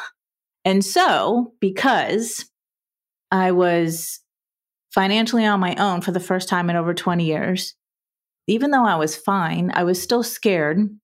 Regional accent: South Florida, United States; I was born and raised in South Florida in a middle class family environment

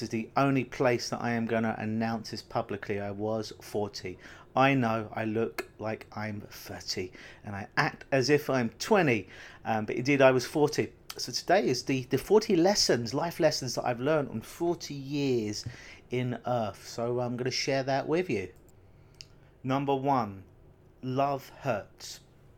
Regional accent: London, United Kingdom; now in Canada; Growing up in London, England, I think I probably saw snow twice in my life

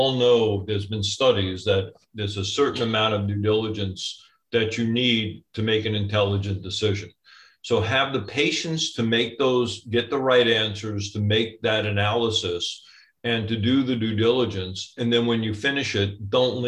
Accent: New York, United States; now in Orange County, United States; I'm a New Yorker

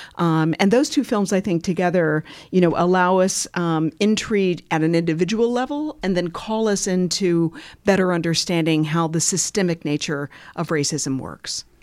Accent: Bloomington, Indiana, United States; moved away as an adult; also born or lived in Washington, D.C.; And Bloomington is my hometown, so I was born and raised here

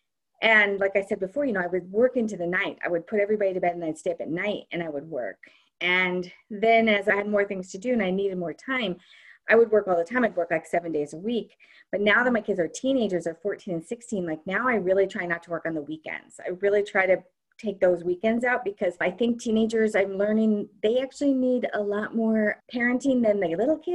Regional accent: Kansas City, Missouri, United States; moved away as an adult; also born or lived in New York City; we moved from New York City back to Kansas City, where I'm from originally, and I have a lot of family here

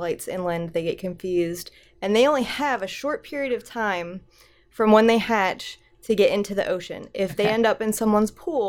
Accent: Pennsylvania, United States; now in Hilton Head, United States; I was born in Pennsylvania, landlocked.

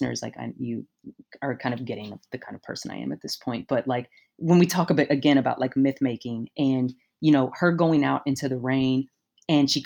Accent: Louisville, Kentucky, United States; I grew up in Kentucky in, you know, not a rural area. I was in Louisville still

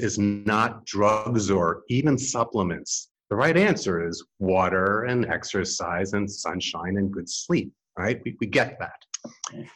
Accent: New York City, New York, United States; I grew up in New York City in the 8th floor

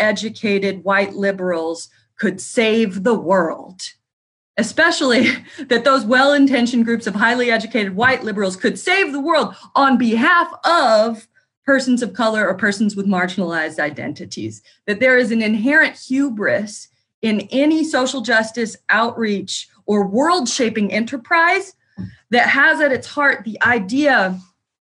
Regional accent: New Harmony, Indiana, United States; I grew up outside of New Harmony, Indiana

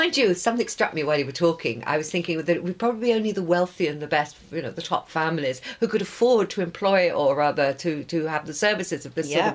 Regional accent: London, United Kingdom; where I grew up in Willesden

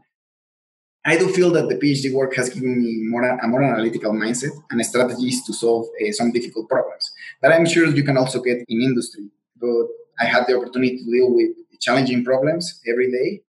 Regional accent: Mexico; first language Spanish; English is a second language; moved away; I'm from Mexico, so my first language is Spanish

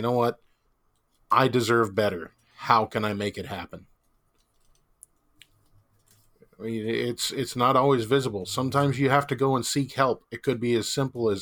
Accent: Compton, California, United States; I came from Compton.

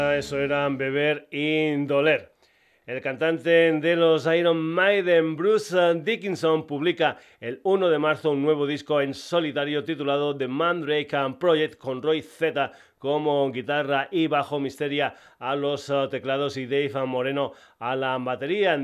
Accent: Extremadura, Spain; gente de mi tierra, de Extremadura

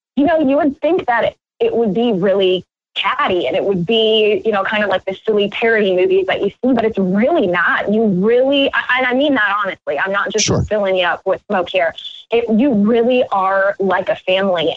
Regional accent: Iowa, United States; my home state in Iowa

